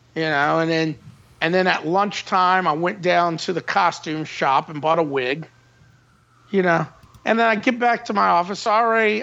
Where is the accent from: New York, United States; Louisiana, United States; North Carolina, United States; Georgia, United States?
Louisiana, United States; Metairie; also born or lived in New Orleans; I was born in New Orleans, but I was raised in Old Metairie.